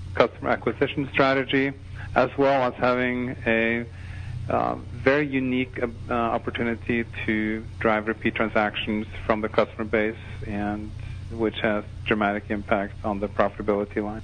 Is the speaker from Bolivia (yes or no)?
no; Norway; moved away; I was born and raised in Norway